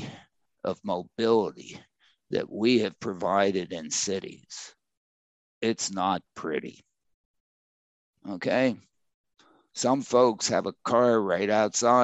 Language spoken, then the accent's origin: English; Crafton, Pennsylvania, United States; in Pittsburgh, in you know, where I grew up in Crafton